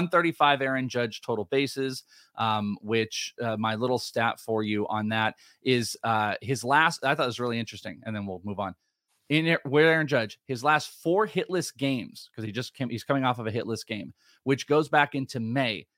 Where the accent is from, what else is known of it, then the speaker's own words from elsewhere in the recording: San Francisco Bay Area, California, United States; I'm from the Bay Area